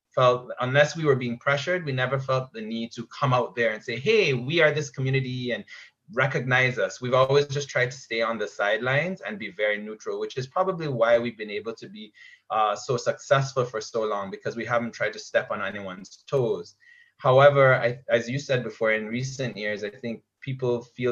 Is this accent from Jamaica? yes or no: yes; Jamaica; also born or lived in Canada; now in Barbados; I'm Canadian born, grew up in Jamaica first